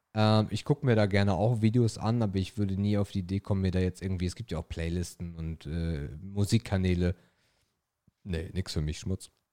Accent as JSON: {"language": "German", "area": "the North", "region": "Northern Germany", "country": "Germany", "said": "Wir kommen aus dem Norden"}